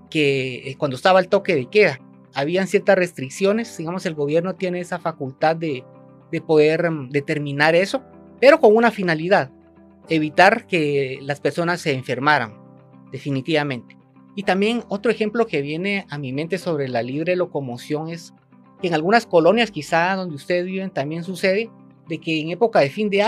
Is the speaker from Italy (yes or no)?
no; Guatemala; para poder hacer valer ese derecho que tenemos como guatemaltecos.